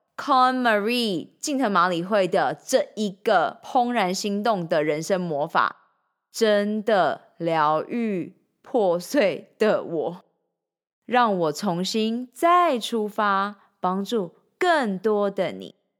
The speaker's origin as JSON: {"language": "Chinese", "region": "Changhua County", "country": "Taiwan", "tie": "born or raised there", "also_born_or_lived": "Shanghai, China", "moved": "as an adult", "lives_now": "Taipei, Taiwan", "said": "三年前，我从上海搬回台湾从彰化老家上台北拼人生"}